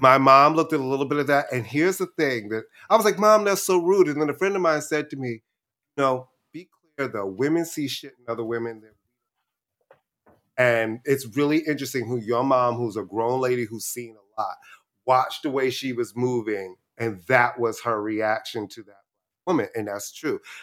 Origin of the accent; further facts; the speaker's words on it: New York City, New York, United States; also born or lived in Brooklyn; I was born in Brooklyn, then we moved to Queens right before I was in the first